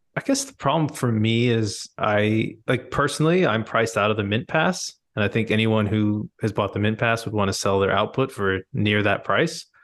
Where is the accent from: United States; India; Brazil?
India; I'm Indian